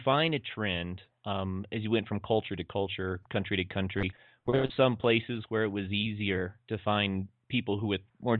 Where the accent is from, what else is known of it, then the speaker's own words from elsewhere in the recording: United States; we're from America